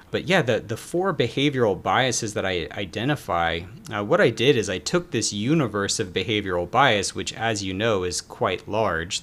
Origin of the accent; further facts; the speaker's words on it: Atlanta, Georgia, United States; also born or lived in Philadelphia; I'm from Atlanta, Georgia